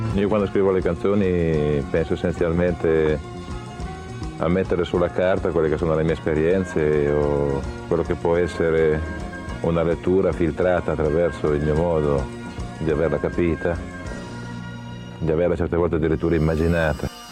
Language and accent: Italian; Genoa, Liguria, Italy; moved away as an adult; vengo soprattutto da Genova. Genova che ci nasci, ci vivi fino a vent'anni